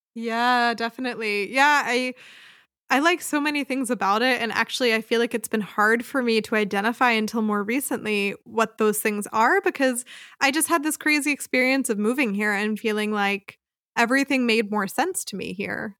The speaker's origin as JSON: {"language": "English", "area": "outside of Philadelphia", "region": "Pennsylvania", "country": "United States", "tie": "born or raised there", "moved": "as an adult", "lives_now": "Freiburg, Germany", "said": "I grew up outside of Philadelphia, Pennsylvania"}